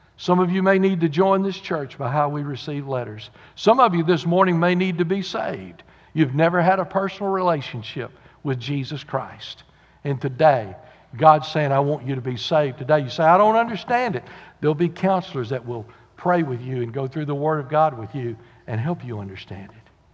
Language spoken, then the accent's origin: English; the South, United States; We're from the South